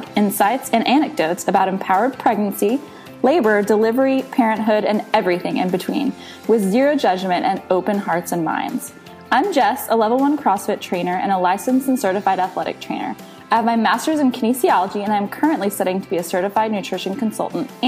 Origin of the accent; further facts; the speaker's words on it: Texas, United States; I'm from Texas